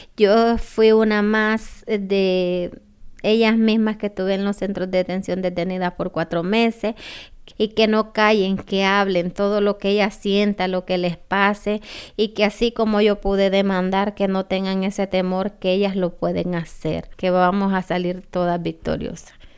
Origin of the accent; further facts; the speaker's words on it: Honduras; moved away as an adult; also born or lived in United States; soy de Honduras